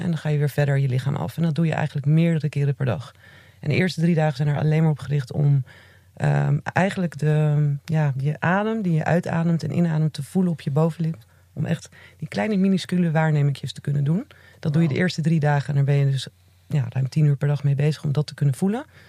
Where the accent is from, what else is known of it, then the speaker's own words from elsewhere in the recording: Zeeland, Netherlands; ik ben in Zeeland opgegroeid.